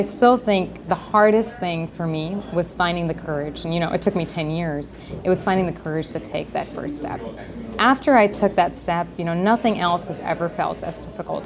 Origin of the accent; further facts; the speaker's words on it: Howard County, Maryland, United States; Growing up in a place like Howard County, you see so much abundance